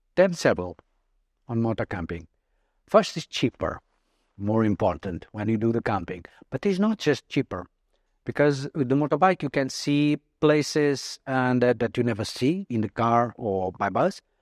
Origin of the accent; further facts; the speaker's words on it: Portugal; also born or lived in Mozambique; I went to Portugal when I was three years old